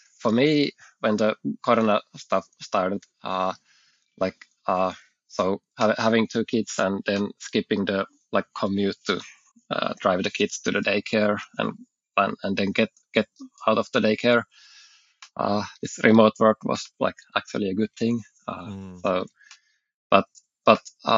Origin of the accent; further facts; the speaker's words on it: Southern Finland, Finland; I'm from Finland. I'm southern Finland. I live in Espoo, so like in the woods.